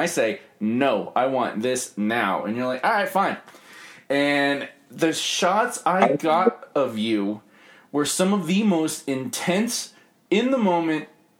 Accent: England, United Kingdom; also born or lived in Mexico; I was born in Hachette, Mexico. We moved to England when I was age 3. My dad joined the military.

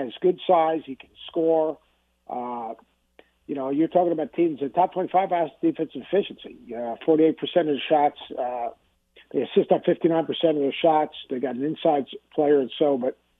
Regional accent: Long Island, New York, United States; I grew up in Long Island

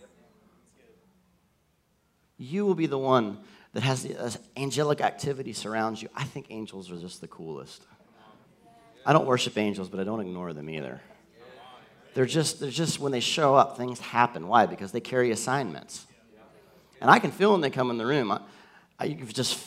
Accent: the South, United States; I grew up in the South

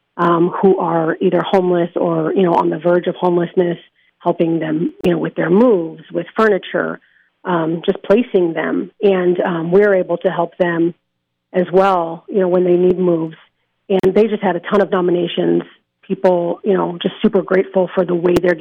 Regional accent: Las Vegas, Nevada, United States; I take pride in Las Vegas and, you know, being born and raised here

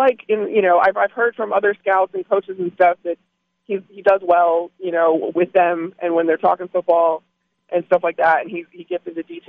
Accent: Midwest, United States; I'll have ranch because I'm from the Midwest

